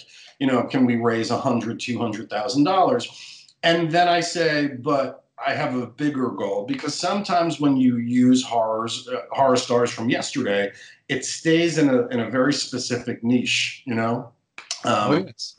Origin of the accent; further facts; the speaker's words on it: New York City, New York, United States; I'm a New Yorker